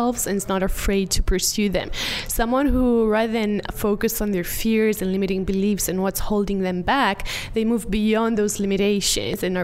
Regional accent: Romania; I organize live events, mainly in my home country in Romania

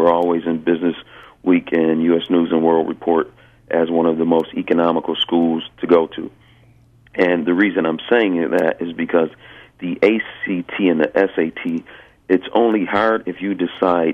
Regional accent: Buffalo, New York, United States; I'm actually from Buffalo myself

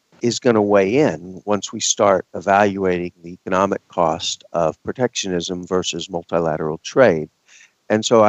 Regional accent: Texas, United States; I'm from Texas

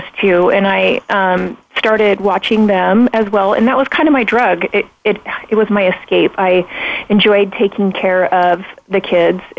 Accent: Pocatello, Idaho, United States; I grew up in Pocatello, Idaho

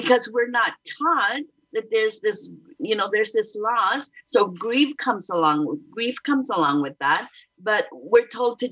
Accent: Southern Italy, Italy; moved away; in my hometown in southern Italy, we didn't have funeral homes.

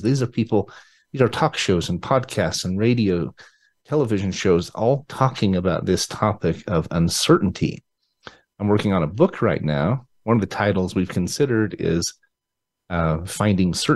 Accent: Utah, United States; moved away; I'm from Utah originally

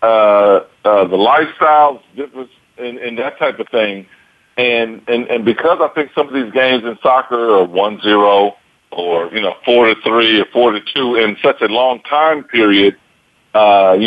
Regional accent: United States; I'm from America, I'm an American

